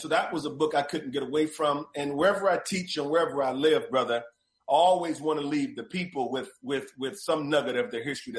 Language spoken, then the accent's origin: English; Cleveland, Ohio, United States; now in Texas, United States; I'm originally from Cleveland, Ohio.